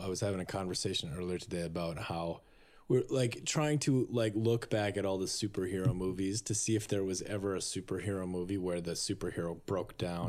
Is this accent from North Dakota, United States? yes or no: yes; Minnesota, North Dakota, United States; I grew up in North Dakota.